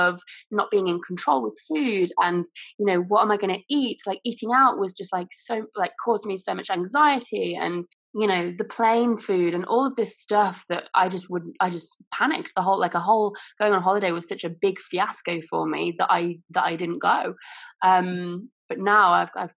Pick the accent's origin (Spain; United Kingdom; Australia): United Kingdom; England; also born or lived in Bali / Los Angeles; we were living in my hometown for years